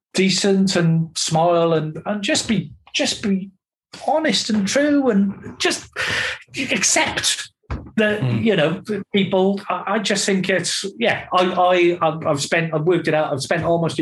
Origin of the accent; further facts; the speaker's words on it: Barry, Wales, United Kingdom; I'm from Barry.